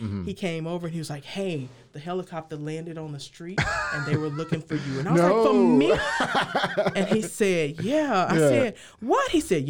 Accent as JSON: {"language": "English", "town": "Houston", "region": "Texas", "country": "United States", "tie": "born or raised there", "lives_now": "Waco, United States", "said": "I grew up in Sunnyside. If you look at Sunnyside right now in Houston, for the past several years, it's been on the top 10 list for one of the most dangerous neighborhoods."}